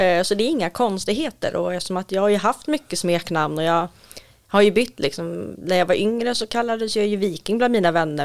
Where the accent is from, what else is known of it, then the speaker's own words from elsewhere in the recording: Stockholm, Stockholm County, Sweden; uppvuxen och född i södra Stockholm